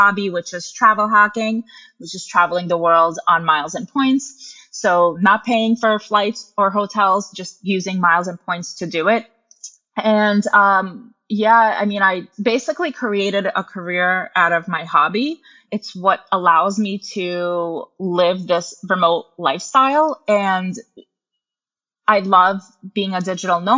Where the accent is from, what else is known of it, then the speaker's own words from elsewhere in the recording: United States; also born or lived in Russia; I moved to the US with my mom when I was little